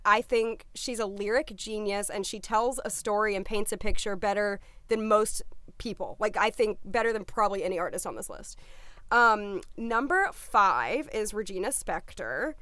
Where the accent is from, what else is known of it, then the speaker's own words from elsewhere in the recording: the South, United States; I'm from the South